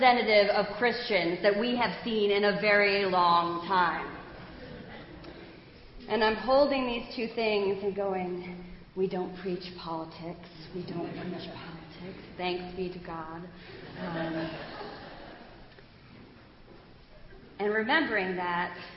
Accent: United States; I grew up just outside of Manhattan in the suburbs

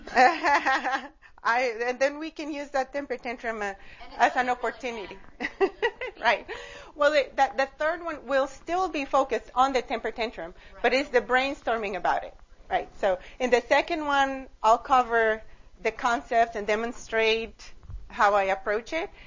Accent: Costa Rica; now in United States; I am originally from Costa Rica.

